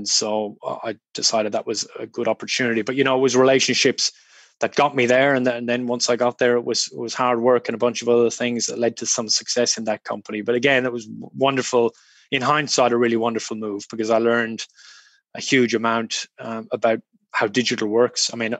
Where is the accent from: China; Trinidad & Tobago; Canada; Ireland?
Ireland; also born or lived in United Kingdom; now in Australia; I'm Irish. I grew up in a small country town in rural Ireland. My dad was a GP.